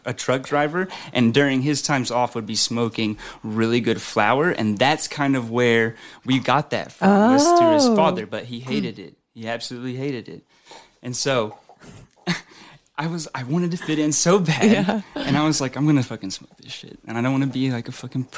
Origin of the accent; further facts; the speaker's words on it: Fayetteville, Arkansas, United States; also born or lived in Springdale, Arkansas; now in Oklahoma, United States; I moved from Springdale to Fayetteville in like middle school